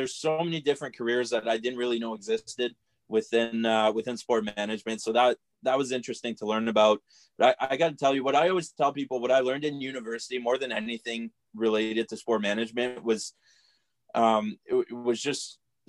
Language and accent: English; Cornwall, Ontario, Canada; I'm from Cornwall, Ontario. Grew up here, played minor hockey here.